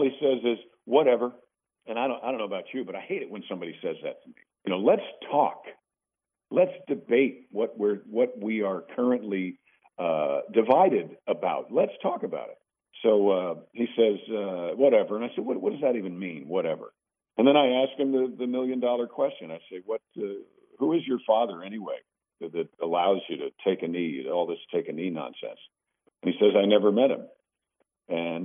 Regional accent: Mount Kisco, New York, United States; moved away; I'm from Mount Kisco, New York

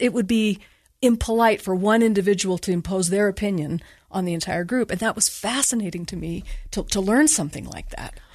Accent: Bountiful, Utah, United States; also born or lived in California; I grew up in Bountiful and I went to Bountiful High

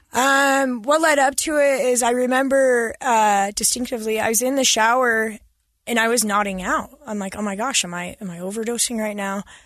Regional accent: Farr West, Utah, United States; I grew up in Far West.

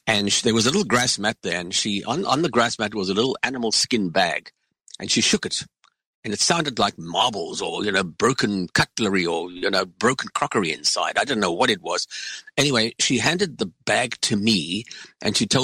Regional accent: South Africa; moved away; also born or lived in Northern Rhodesia; I was born in South Africa, and I grew up in the racist system of apartheid, which is one of the reasons why my family left South Africa, and which is why I found myself in Northern Rhodesia in the first place

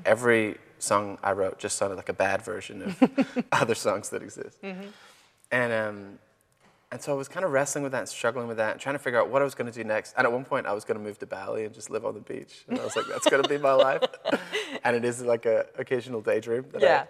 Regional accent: Belfast, Northern Ireland, United Kingdom; moved away as an adult; I grew up in Ireland, in the north of Ireland, Belfast. And I was there the first 19 years of my life

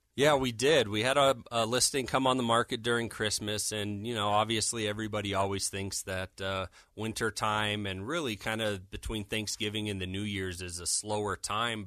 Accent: Denver, Colorado, United States; born and raised in Denver.

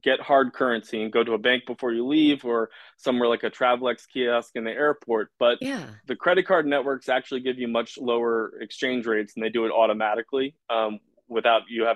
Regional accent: Washington, District of Columbia, United States; I'm from Washington, D.C.

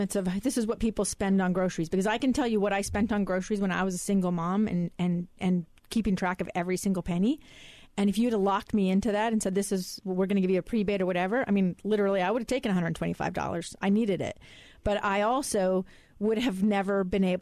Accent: Alaska, United States; now in Utah, United States; my hometown of Alaska

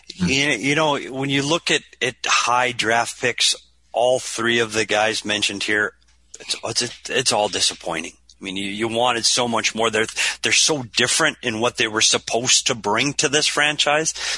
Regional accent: Minnesota, United States; moved away as an adult; now in Arizona, United States; We're both from Minnesota. I moved to Arizona to get away from the cold weather

